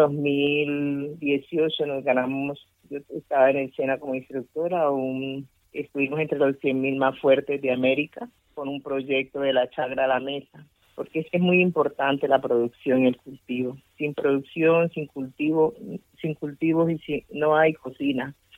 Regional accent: Pacific region, Colombia; Spanish is a second language; es mi comunidad la que está en ese plato, es Colombia la que está en ese plato

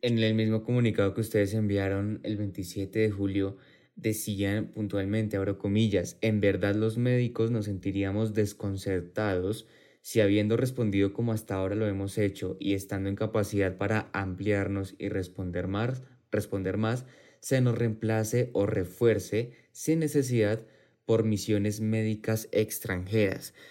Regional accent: Colombia; como colombianos

